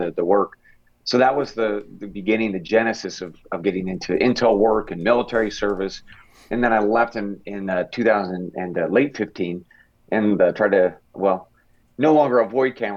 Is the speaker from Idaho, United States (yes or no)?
yes; Lewiston, Idaho, United States; moved away as an adult; also born or lived in Eastern Oregon; I grew up in a very small town in Eastern Oregon and then North Central Idaho, Lewiston